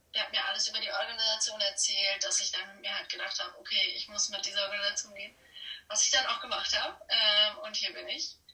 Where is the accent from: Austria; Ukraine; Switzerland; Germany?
Germany; now in Norway; als Deutsche